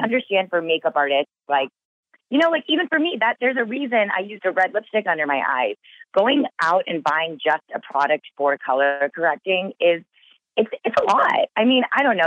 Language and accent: English; Texas, United States; I grew up in Texas blonde hair, blue eyes everywhere I looked